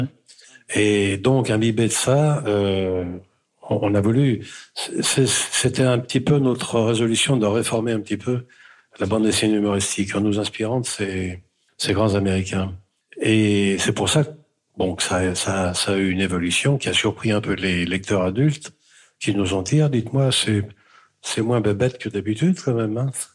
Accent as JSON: {"language": "French", "country": "France", "tie": "born or raised there", "said": "je suis né en France, bien sûr, mais mes parents sont arrivés en France en dix-neuf cent vingt-deux"}